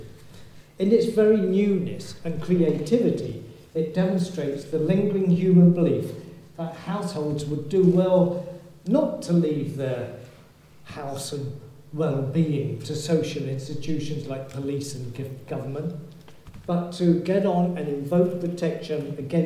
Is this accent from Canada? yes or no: no; Yorkshire and the Humber, United Kingdom; you can tell I come from Yorkshire